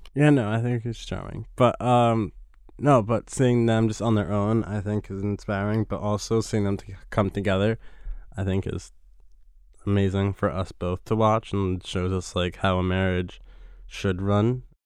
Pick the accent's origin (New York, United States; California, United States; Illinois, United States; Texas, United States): New York, United States; growing up in New York